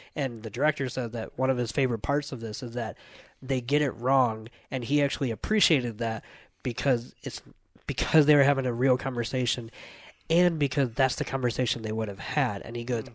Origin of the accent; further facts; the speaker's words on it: United States; as an American